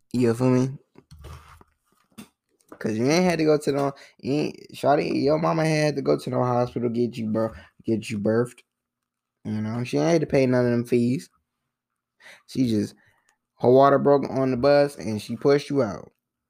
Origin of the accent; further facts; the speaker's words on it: Philadelphia, Pennsylvania, United States; born there; Like, I was born in Philly bus. I don't know the... I don't know the name of the bus.